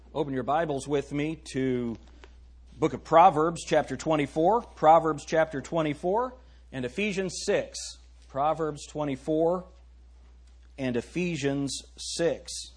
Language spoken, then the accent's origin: English; United States; I am very proud to be an American